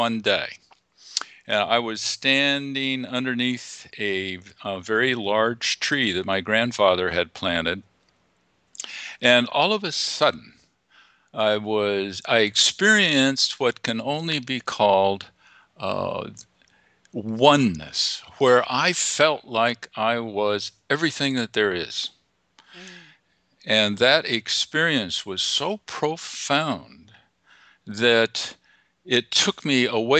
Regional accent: Whittier, California, United States; I was born in California in a small town called Whittier

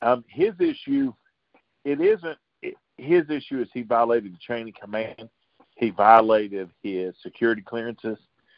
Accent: Greeneville, Tennessee, United States; born or raised there

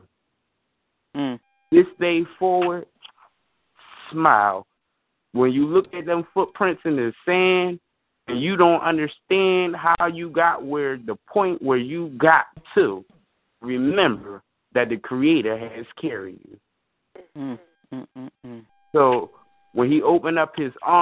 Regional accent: Philadelphia, Pennsylvania, United States; I'm from Mantua section of West Philadelphia

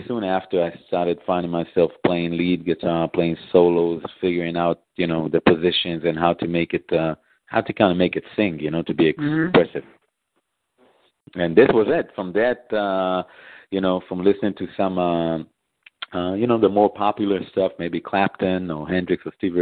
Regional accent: Israel; moved away as an adult; also born or lived in Memphis; now in Chicago, United States; I was actually born and raised in Israel, and I came to America.

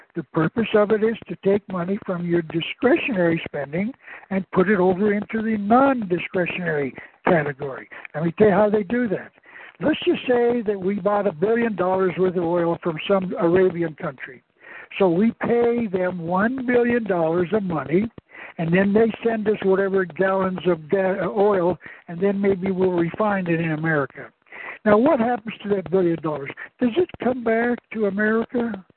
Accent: Tucson, Arizona, United States; I was born in Tucson

